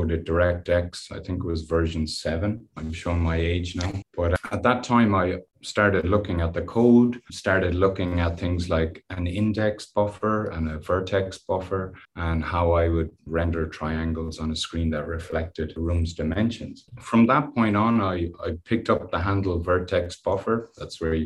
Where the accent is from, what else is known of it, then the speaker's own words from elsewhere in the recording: west of Ireland, Ireland; I grew up in the West Country. in Ireland